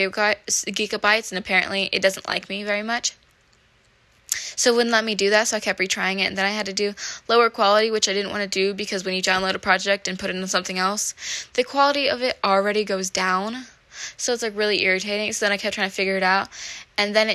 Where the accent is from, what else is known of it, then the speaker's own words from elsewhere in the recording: Midwest, United States; growing up in the Midwest in a small place